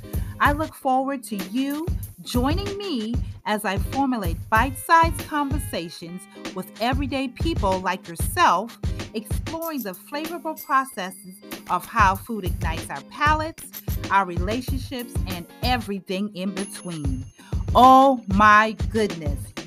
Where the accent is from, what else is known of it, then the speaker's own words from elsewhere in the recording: Charleston, South Carolina, United States; my hometown of beautiful Charleston, South Carolina